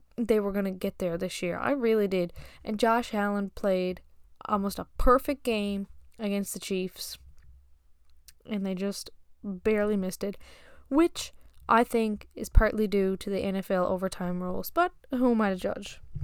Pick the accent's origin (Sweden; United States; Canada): Canada; Newfoundland and Labrador; I'm from Newfoundland, Canada